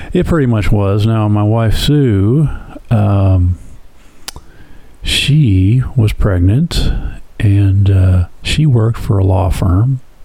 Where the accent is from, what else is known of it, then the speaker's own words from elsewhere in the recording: Flint, Michigan, United States; I was born in, it's not a joke, Flint, Michigan.